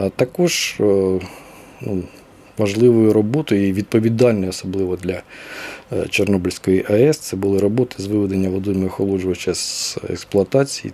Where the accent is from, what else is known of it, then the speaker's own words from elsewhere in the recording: Kirovohrad Oblast, Ukraine; moved away; я сам з Кіровоградщини